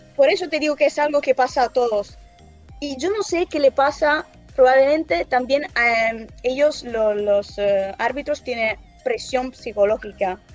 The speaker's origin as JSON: {"language": "Spanish", "town": "Brescia", "region": "Lombardy", "country": "Italy", "said": "Yo soy de, yo soy de Brescia."}